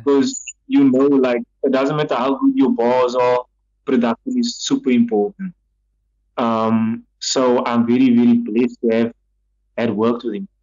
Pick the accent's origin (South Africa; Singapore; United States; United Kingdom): South Africa; Cape Town, Western Cape; I come from Mitchell's Plain, my family's from Mitchell's Plain